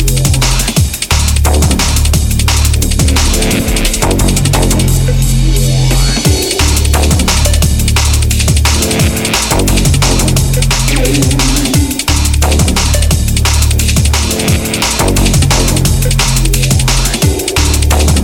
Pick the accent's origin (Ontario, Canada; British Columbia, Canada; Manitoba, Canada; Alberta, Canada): Ontario, Canada; Toronto; now in England; Toronto, and that's my hometown. That's where I grew up, that's where I'm from